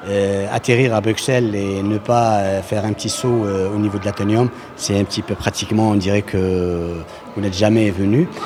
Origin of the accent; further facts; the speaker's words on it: western Algeria, Algeria; Je viens de l'Algérie et plus exactement de l'ouest de l'Algérie, à Doron.